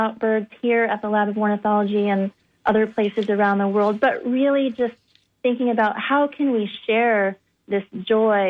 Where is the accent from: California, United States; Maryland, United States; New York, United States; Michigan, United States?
California, United States; Bay Area; moved away; I grew up in the Bay Area in California